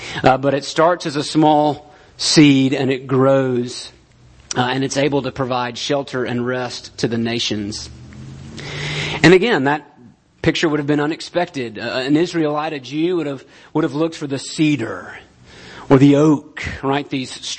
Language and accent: English; United States; we're American